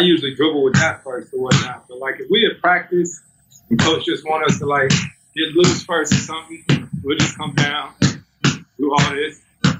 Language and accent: English; Winston-Salem, North Carolina, United States; That's in Winston-Salem, my hometown.